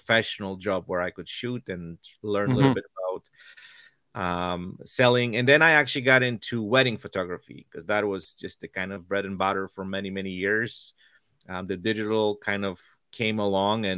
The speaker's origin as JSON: {"language": "English", "country": "Poland", "tie": "born or raised there", "moved": "as an adult", "said": "I was born and raised in Poland"}